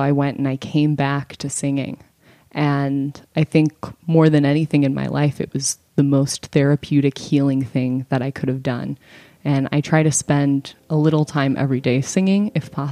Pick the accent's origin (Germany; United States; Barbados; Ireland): United States; St. Paul, Minnesota; I was born in St. Paul, Minnesota